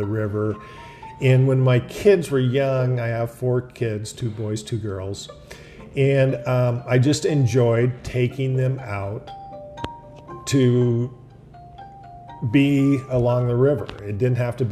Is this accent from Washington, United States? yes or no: yes; Ellensburg, Washington, United States; I was born here. I'm one of 9 kids, 7 boys, 2 girls. I'm number 8 out of 9. I grew up in Ellensburg, went to school here, graduated from Ellensburg High School